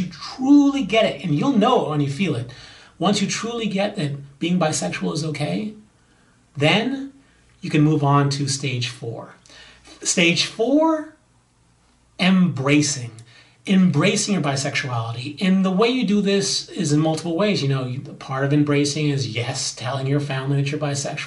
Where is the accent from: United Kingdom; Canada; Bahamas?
Bahamas; now in Los Angeles, United States; I'm from the Bahamas